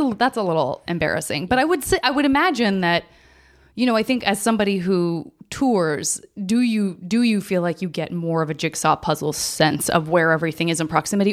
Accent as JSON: {"language": "English", "region": "Arizona", "country": "United States", "said": "I'm from Arizona"}